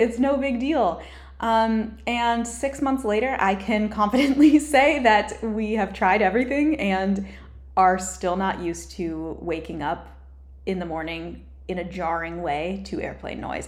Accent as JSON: {"language": "English", "region": "Colorado", "country": "United States", "tie": "born or raised there", "also_born_or_lived": "Hawaii / Newport Beach, California", "moved": "as an adult", "lives_now": "California, United States", "said": "I lived in Colorado mostly, but I also lived in Hawaii for a couple years with my family growing up, and I was born in California"}